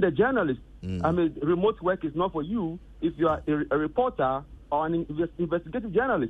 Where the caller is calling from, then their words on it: Tema, Greater Accra, Ghana; I'm calling from Tema.